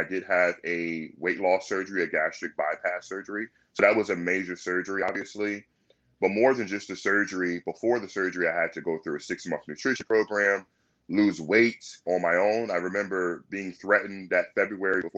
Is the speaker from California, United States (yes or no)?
no; Virginia Beach, Virginia, United States; I'm born and raised in Virginia Beach